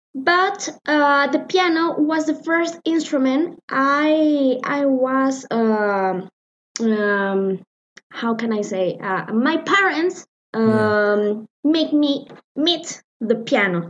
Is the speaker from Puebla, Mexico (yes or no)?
no; Morelia, Michoacán, Mexico; I'm from Mexico. Uh, the city uh, I was born in is Morelia, Morelia, Michoacán.